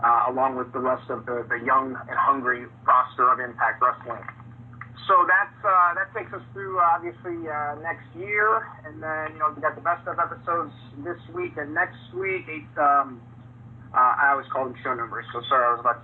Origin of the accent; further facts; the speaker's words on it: Chicago, Illinois, United States; I grew up in Chicago